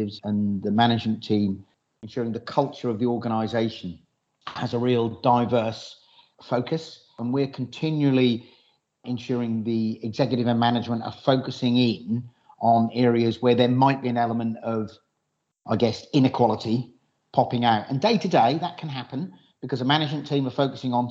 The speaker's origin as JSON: {"language": "English", "area": "Norfolk", "region": "East of England", "country": "United Kingdom", "tie": "born or raised there", "said": "I've lived in Norfolk all my life, so I have a good experience of really the Norfolk culture."}